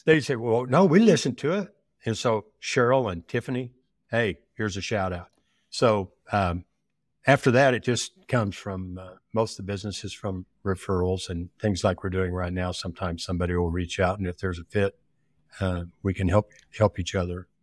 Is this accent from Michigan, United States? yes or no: no; Oklahoma, United States; also born or lived in Nebraska; I'm from Oklahoma with school in Nebraska